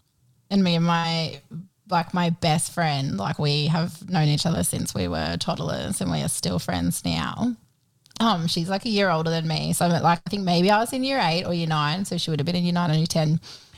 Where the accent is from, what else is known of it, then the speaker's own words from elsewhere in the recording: Queensland, Australia; moved away; also born or lived in Muswellbrook; the community I grew up in Queensland, like it's country.